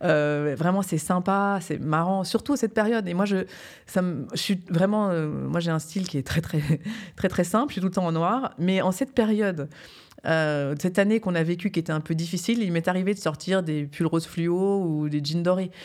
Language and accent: French; Geneva, Switzerland; moved away as an adult; also born or lived in New York / Paris; c'est quand même chez moi, j'ai grandi ici, je suis née à Genève